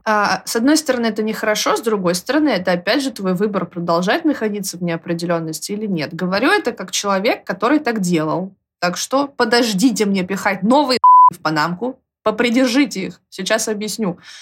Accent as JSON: {"language": "Russian", "region": "Moscow", "country": "Russia", "said": "Я москвичка"}